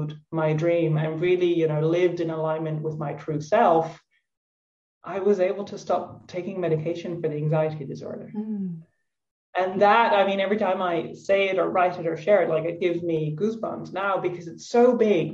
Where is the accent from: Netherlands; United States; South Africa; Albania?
Netherlands; moved away as an adult; also born or lived in Tuscany, Italy; now in Italy; I'm Dutch, I'm from the Netherlands